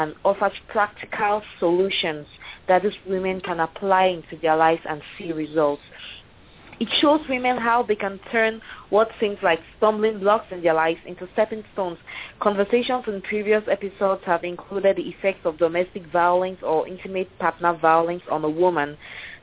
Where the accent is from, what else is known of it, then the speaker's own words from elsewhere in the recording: Cameroon; moved away as an adult; now in United States; I am from Cameroon in Central Africa, but I recently moved with my family to the United States